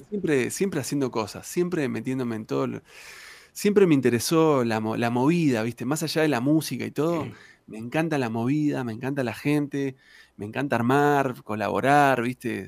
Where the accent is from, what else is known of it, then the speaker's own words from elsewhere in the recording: Río Gallegos, Santa Cruz, Argentina; moved away as an adult; also born or lived in Puerto San Julián / La Plata; yo soy de, Puerto San Julián, nací en Puerto San Julián, pero viví siempre en Río Gallegos hasta que me fui a La Plata a los 19 años.